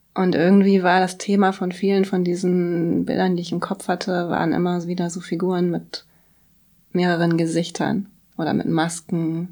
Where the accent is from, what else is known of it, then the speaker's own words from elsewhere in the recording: Bremen, Germany; moved away as an adult; also born or lived in Berlin / Kassel; ich komme aus Bremen